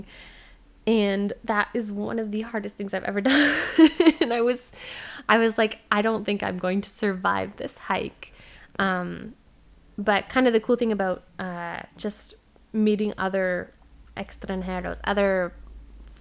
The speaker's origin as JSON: {"language": "English", "region": "Ontario", "country": "Canada", "moved": "yes", "said": "as a Canadian"}